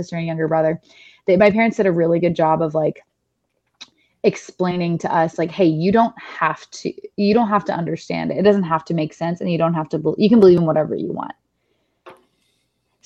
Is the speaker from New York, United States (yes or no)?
no; Franklin, Tennessee, United States; accent: Southern; I grew up in the Bible Belt. I grew up in, like you said, predominantly white town